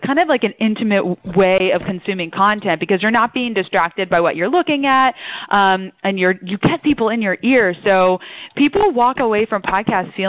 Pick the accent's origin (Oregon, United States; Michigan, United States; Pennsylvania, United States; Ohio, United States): Pennsylvania, United States; outside Philadelphia; accent: mid-Atlantic; So I'm born and raised outside Philly.